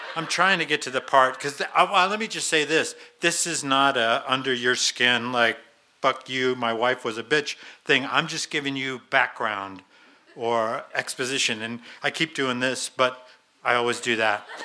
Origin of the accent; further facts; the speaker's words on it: Boulder, Colorado, United States; also born or lived in Longmont, Colorado; I'm a local guy. I, I grew up in Boulder.